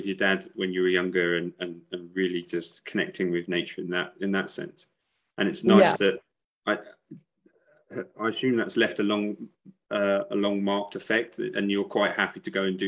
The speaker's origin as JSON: {"language": "English", "country": "United Kingdom", "tie": "born or raised there", "moved": "yes", "said": "I lived just outside of London for about 20 years. That was my hometown."}